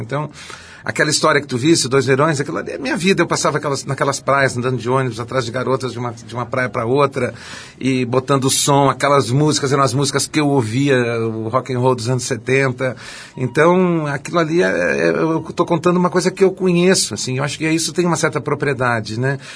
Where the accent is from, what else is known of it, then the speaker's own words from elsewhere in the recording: Porto Alegre, Rio Grande do Sul, Brazil; Porto Alegre, eu, eu, eu gosto muito, eu, eu nasci a 300 metros de onde eu moro